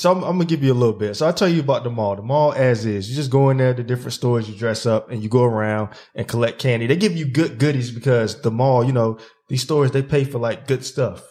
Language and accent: English; Zebulon, North Carolina, United States; my hometown in Zeppelin